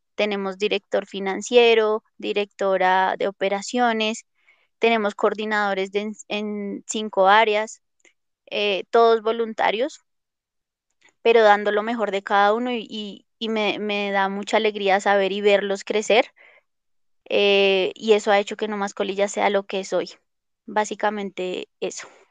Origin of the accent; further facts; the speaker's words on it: Colombia; yo la verdad amo mi país